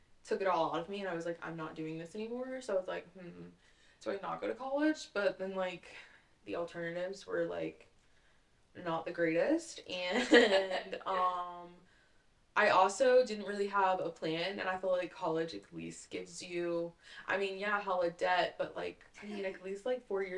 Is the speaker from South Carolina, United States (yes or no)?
no; Raleigh, North Carolina, United States; I'm from Raleigh